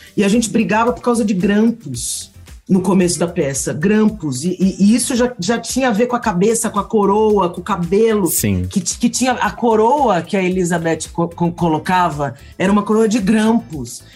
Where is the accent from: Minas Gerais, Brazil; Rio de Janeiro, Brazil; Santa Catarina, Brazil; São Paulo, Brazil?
São Paulo, Brazil; eu sou paulista paulistana da gema